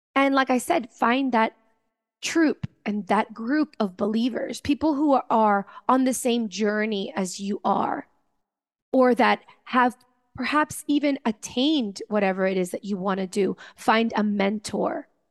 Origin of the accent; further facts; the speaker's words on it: Venezuela; I come from Venezuela